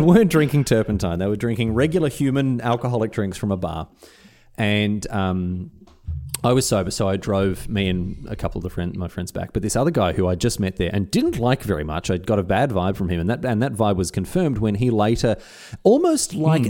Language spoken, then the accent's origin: English; Australia; as an Australian